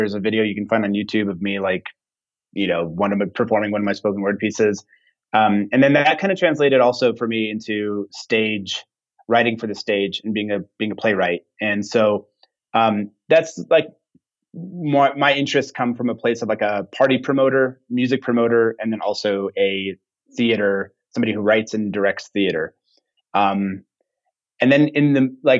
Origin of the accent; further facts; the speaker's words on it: Santa Fe, New Mexico, United States; I grew up here in Santa Fe